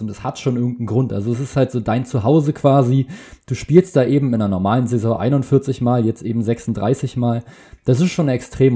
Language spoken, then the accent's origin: German; Berlin, Germany; ich komme aus Berlin